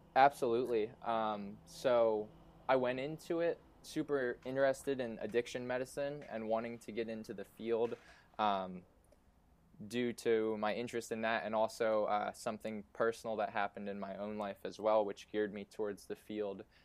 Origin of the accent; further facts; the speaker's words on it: Easton, Pennsylvania, United States; also born or lived in Syracuse; now in Philadelphia, United States; I grew up in Easton, Pennsylvania, which is about an hour and 15 minutes north